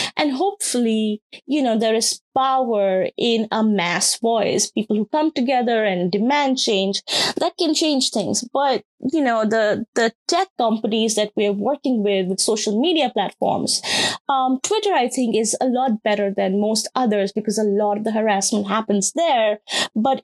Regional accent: Rajasthan, India; moved away; my experiences of what my home state looks like when it comes to caste

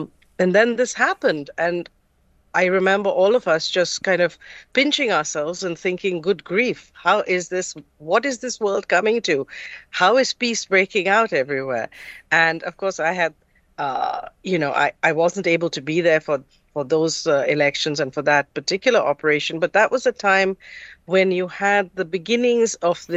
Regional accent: Mumbai, Maharashtra, India; first language English; moved away; also born or lived in Kolkata, India; I'm from Calcutta. That's where I was born. And my family, my mother's family is from Calcutta. My father's family is from the tech hub, Bangalore. But I grew up mostly in Bombay.

